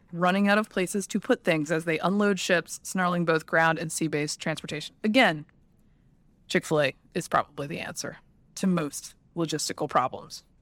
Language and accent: English; Alabama, United States; moved away; also born or lived in Georgia; I was born in Alabama